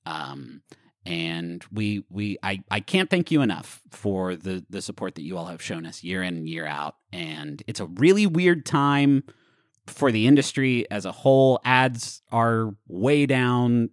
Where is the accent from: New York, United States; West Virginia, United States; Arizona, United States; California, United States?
West Virginia, United States; Huntington; moved away; also born or lived in Austin / Washington, D.C.; growing up in Huntington